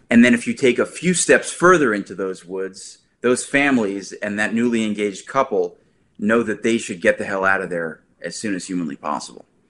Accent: New Jersey, United States; I'm from New Jersey

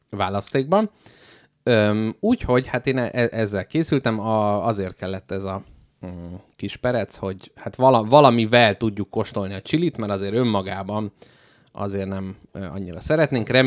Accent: Hungary; Hát figyelj, magyar emberek vagyunk

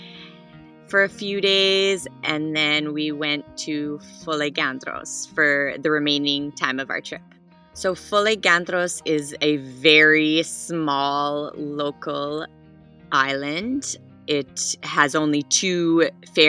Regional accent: Calgary, Alberta, Canada; now in Revelstoke, Canada; I am from Calgary, Alberta, which is in Canada, but I currently live in a small mountain town in BC.

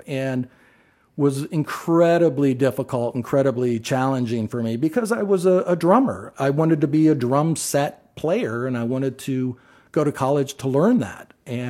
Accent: Athens, Ohio, United States; No, I grew up in Athens, Ohio, where Ohio University is, and that's where I was

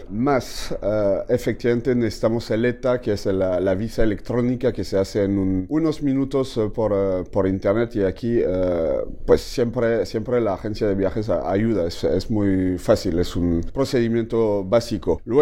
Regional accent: Mexico; andando en las calles de, Montreal, efectivamente somos los primeros mexicanos en, pisar las calles de Montreal.

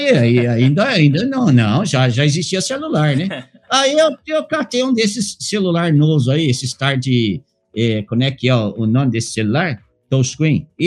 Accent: Minas Gerais, Brazil; born there; Ah, eu nasci lá em Usandim, Minas Gerais, não Estados Unidos.

